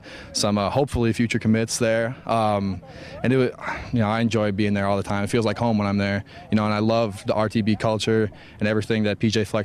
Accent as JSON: {"language": "English", "town": "St. Paul", "region": "Minnesota", "country": "United States", "tie": "born or raised there", "said": "being the first guy from St. Paul in 13 or 15 years to get the scholarship, you know, I hope to represent the St. Paul School District really well and put on for my hometown."}